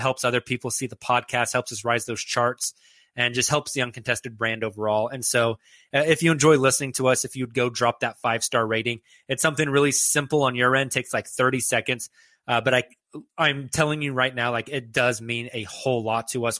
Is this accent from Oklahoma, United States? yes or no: yes; Oklahoma City, Oklahoma, United States; As a lifelong Oklahoman, uh, somebody born and raised in Oklahoma City